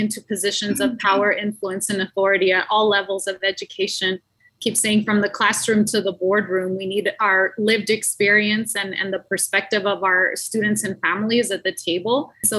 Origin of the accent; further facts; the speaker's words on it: Yuma, Arizona, United States; now in Phoenix, United States; I, too, was born and raised in Yuma. I now live up in Phoenix